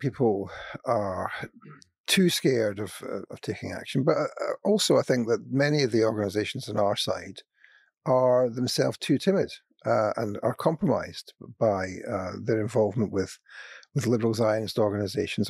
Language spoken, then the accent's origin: English; Scotland, United Kingdom; I'm from Scotland